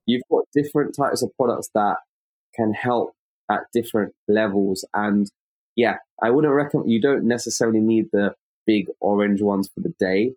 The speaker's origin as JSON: {"language": "English", "region": "London", "country": "United Kingdom", "said": "I'm an optometrist from London in the United Kingdom"}